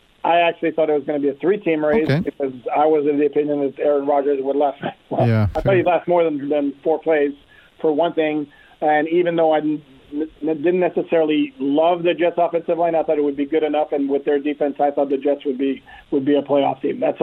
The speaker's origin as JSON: {"language": "English", "town": "Montreal", "region": "Quebec", "country": "Canada", "tie": "born or raised there", "said": "I was born and raised in Montreal."}